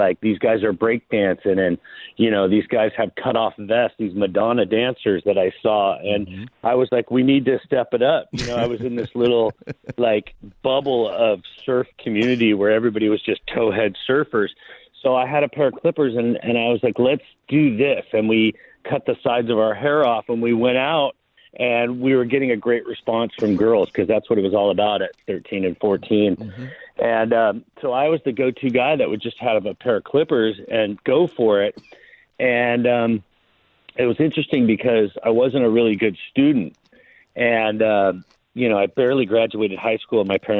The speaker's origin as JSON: {"language": "English", "town": "Long Beach", "region": "California", "country": "United States", "tie": "born or raised there", "said": "I'm a native Angeleno. Grew up in Long Beach, the LBC."}